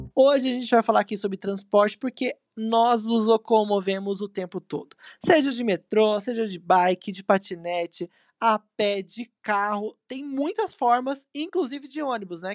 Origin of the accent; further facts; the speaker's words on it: São José dos Campos, São Paulo, Brazil; A gente que é do Vale do Paraíba, eu sou de São José